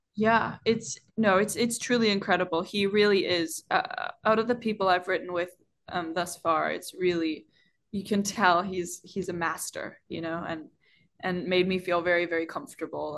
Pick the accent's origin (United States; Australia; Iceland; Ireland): Iceland; I'm half Chinese and growing up in Iceland